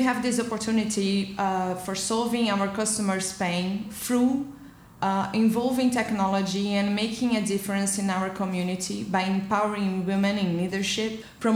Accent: Brazil; moved away as an adult; now in Lisbon, Portugal; I am a Brazilian and I'm based in Portugal for almost 6 years

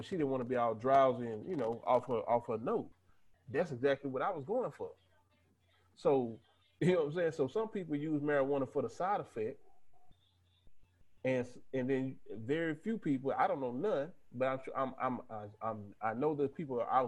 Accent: Texas, United States; I'm from Texas

